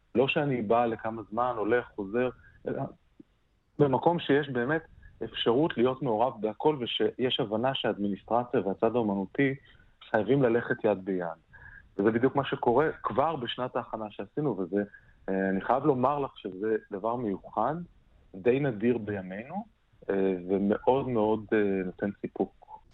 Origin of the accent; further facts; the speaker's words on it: Israel; moved away; אני בתור ישראלי, במעט הפעמים שעבדתי בארץ